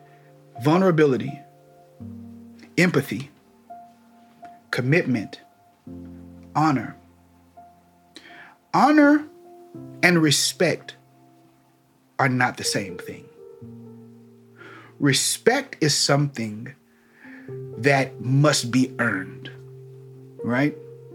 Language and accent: English; Missouri, United States; But me, I'm from Missouri. I'm from the show me state.